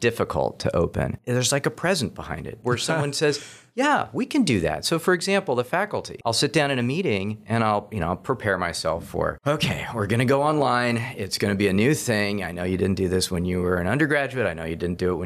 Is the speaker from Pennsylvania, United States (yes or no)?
no; Seattle, Washington, United States; also born or lived in Tallahassee, Florida / Philadelphia / Fairfax, Virginia; now in Augusta, United States; I grew up in Seattle, Washington